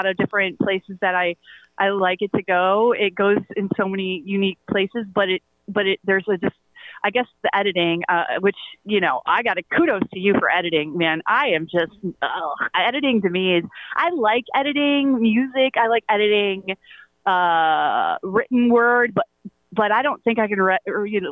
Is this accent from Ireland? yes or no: no; Toledo, Ohio, United States; also born or lived in San Francisco; now in New York, United States; I was raised in Toledo. I was born in San Francisco, and I've lived in New York for 25 years